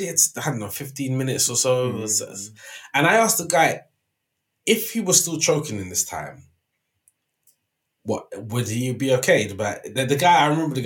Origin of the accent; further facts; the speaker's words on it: London, United Kingdom; I'm from West London. I've grown up walking past Hammersmith Apollo from a young child to a teen.